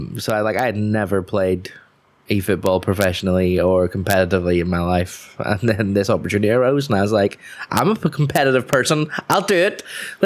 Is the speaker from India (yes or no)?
no; Coleraine, Northern Ireland, United Kingdom; now in Belfast, United Kingdom; I'm from the north coast of Northern Ireland, Coleraine, if you want to be super specific. But I also have been living in Belfast for the last 10 odd years. So my accent's a bit of a mess